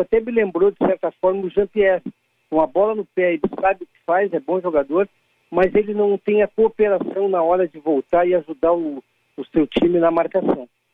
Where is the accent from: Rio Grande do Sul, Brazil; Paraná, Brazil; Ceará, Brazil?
Rio Grande do Sul, Brazil; Caxias do Sul; eu nasci em Caxias, nasci do lado do Estádio Centenário